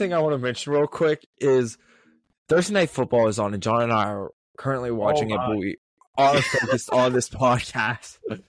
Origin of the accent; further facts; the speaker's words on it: Pittsburgh, Pennsylvania, United States; I know I'm from Pittsburgh